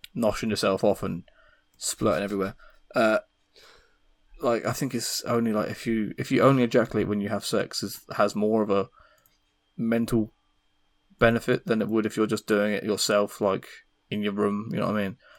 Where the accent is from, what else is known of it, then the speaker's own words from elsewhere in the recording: England, United Kingdom; I'm English